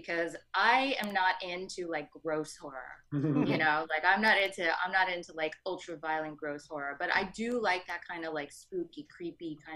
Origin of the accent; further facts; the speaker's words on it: New York City, New York, United States; I grew up in Brooklyn.